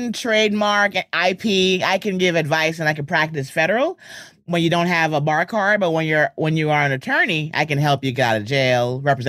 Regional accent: Bronx, New York, United States; also born or lived in Los Angeles; Everyone here is from Jamaica, and I was born and raised in the Bronx. I live in the Bronx. I moved back out of LA after being there 20 years, so I'm back home

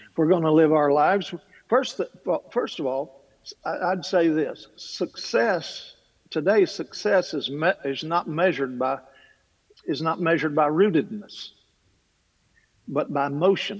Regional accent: Kentucky, United States; I'm from Kentucky. I come from a long line of talkers

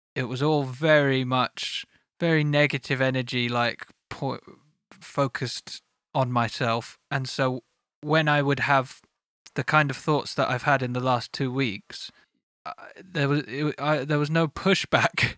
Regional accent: United Kingdom; I am British

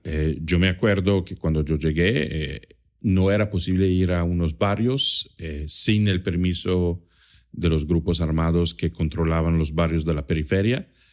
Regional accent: Trento, Trentino-Alto Adige, Italy; first language German and Italian; Spanish is a second language; moved away; yo nací en Italia, en el norte de Italia, en una zona de, de límite entre Italia y Austria

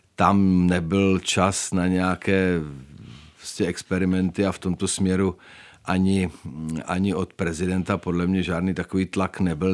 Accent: Czechia; My jako Češi

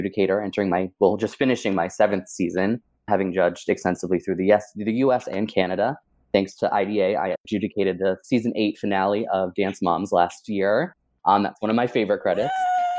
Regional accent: outside of Boston, Massachusetts, United States; moved away as an adult; now in Philadelphia, United States; I'm currently in Philadelphia. That's where I'm based. I grew up outside of Boston, and I've been here about 12 years.

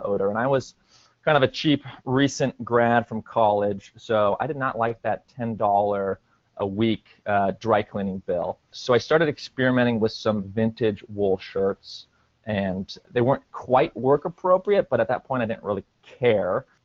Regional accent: Portland, Oregon, United States; moved away as an adult; also born or lived in New York City / Upstate New York; I'm from Portland, Oregon, and then went to college out in New York, upstate New York, at Cornell University

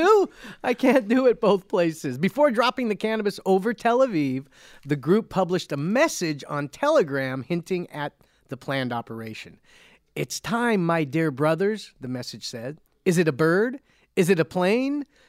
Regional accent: Cerritos, California, United States; I'm from Cerritos, it's Cerritos

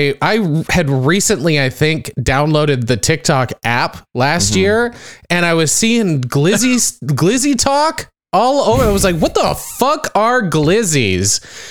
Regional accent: California, United States; as a Californian.

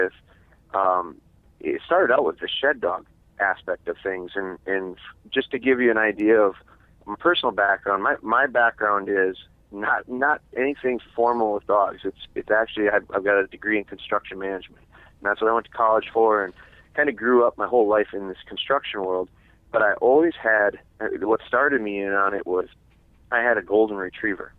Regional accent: Wisconsin, United States; I'm from Wisconsin

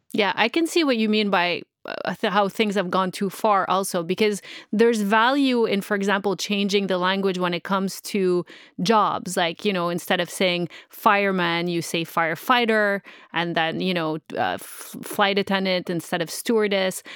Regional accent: Montreal, Quebec, Canada; moved away as an adult; also born or lived in Middle East; I'm originally from Montreal. I'm not from here

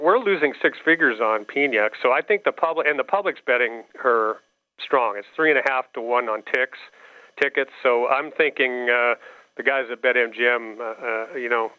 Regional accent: Nebraska, United States; I grew up in Nebraska, was a Cornhusker

